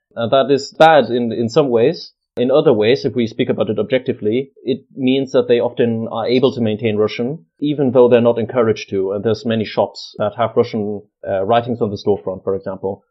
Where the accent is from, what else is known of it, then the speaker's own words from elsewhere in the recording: Munich, Bavaria, Germany; moved away as an adult; also born or lived in Kent, United Kingdom; now in Manchester, United Kingdom; I'm from Munich in Germany, in Bavaria. That's where I was born and grew up